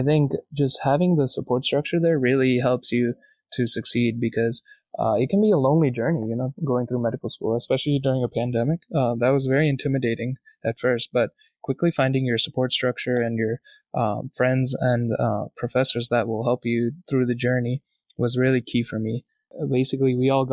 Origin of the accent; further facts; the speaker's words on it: Boston, Massachusetts, United States; moved away as an adult; now in Vermont, United States; I'm from Boston and my family still lives near Boston